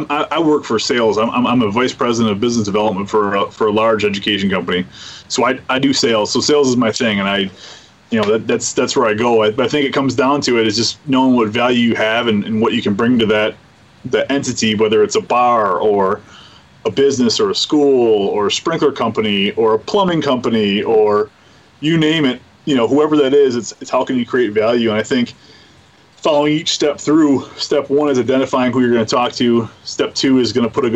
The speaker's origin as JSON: {"language": "English", "town": "Bay City", "region": "Michigan", "country": "United States", "tie": "born or raised there", "said": "I'm a kid from Bay City."}